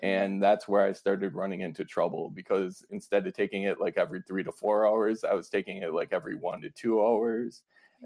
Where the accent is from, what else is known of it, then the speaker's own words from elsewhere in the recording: Fond du Lac, Wisconsin, United States; I'm from Wisconsin. Um, I grew up about an hour north in Fond du Lac, Wisconsin